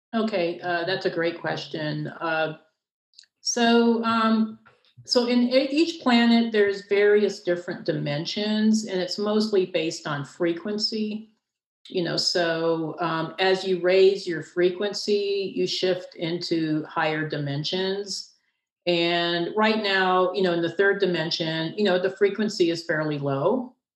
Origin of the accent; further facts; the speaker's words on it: Castle Rock, Colorado, United States; my hometown in Castle Rock, Colorado